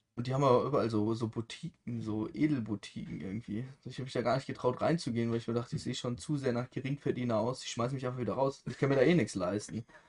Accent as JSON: {"language": "German", "country": "Germany", "said": "als Deutscher"}